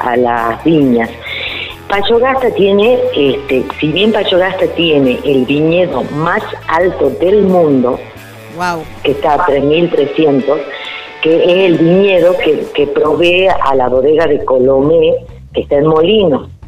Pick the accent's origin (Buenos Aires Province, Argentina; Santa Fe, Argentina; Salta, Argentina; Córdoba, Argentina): Salta, Argentina; now in Payogasta, Argentina; yo te cuento que soy salteña, nací en Salta capital y con los años, este, cuando mis hijos eran chicos y hacíamos excursiones para conocer la provincia, llegamos a Payogaste y nos enamoramos